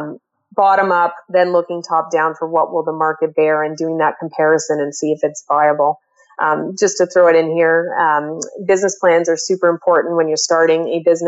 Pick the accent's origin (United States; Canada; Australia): Canada; also born or lived in Toronto, Ontario; I'm a Canadian. I live in Ontario, normally in Toronto